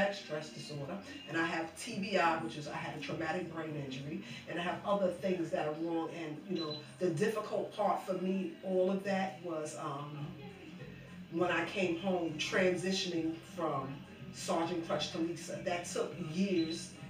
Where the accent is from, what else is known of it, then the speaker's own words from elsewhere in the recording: New York, United States; I'm originally from New York